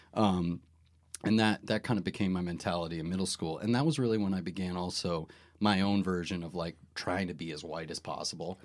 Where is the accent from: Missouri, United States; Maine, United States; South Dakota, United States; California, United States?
Maine, United States; moved away; when we were growing up in Maine